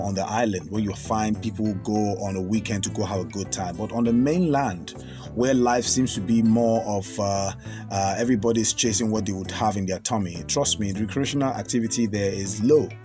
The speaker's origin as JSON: {"language": "English", "country": "Nigeria", "said": "I'm not a northerner. I'm a Nigerian"}